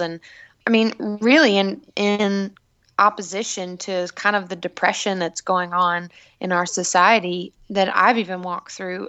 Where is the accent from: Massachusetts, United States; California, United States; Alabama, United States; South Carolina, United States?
South Carolina, United States; I grew up in South Carolina in a small hometown.